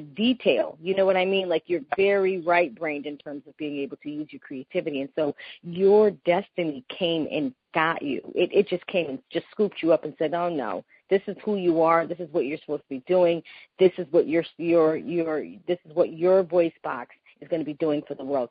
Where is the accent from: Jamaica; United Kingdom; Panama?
Panama; first language Spanish; English is a second language; I'm from Panama, yeah. so I'm from Central America. We Panamanians, we speak Spanish. We are Hispanic. That's my first language